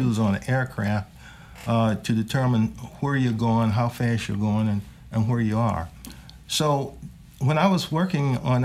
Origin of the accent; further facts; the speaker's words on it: Norfolk, Virginia, United States; I was raised in Norfolk, Virginia, and I went to Booker T. Washington High School in Norfolk